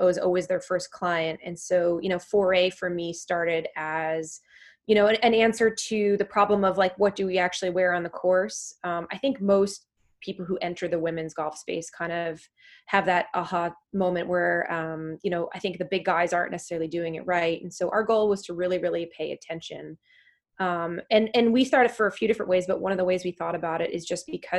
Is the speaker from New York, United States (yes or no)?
yes; New York, United States; I'm a New Yorker